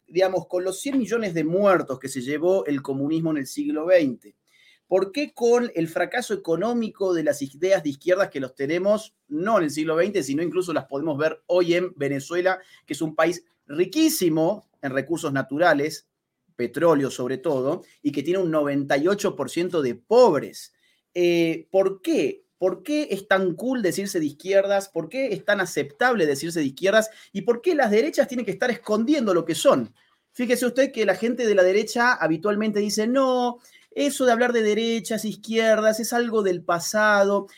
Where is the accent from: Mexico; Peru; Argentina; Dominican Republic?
Argentina; como por ejemplo el mío, Argentina, nosotros somos vecinos de Chile